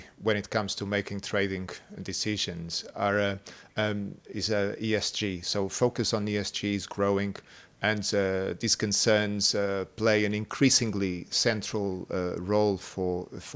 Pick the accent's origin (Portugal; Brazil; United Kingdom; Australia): Portugal; I'm from Portugal